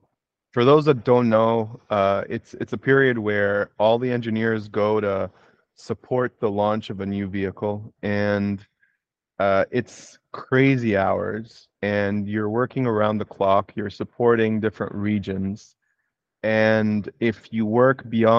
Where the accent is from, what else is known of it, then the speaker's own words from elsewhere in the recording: Egypt; born there; moved away; also born or lived in Kuwait / Canada; I moved there from Canada, where I got my degrees, and I graduated from university. I did my undergrad in Kuwait, and I was born in Egypt.